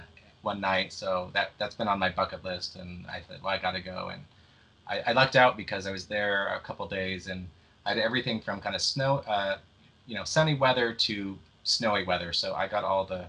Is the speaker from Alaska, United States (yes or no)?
no; Nebraska, United States; moved away; I came all the way from Nebraska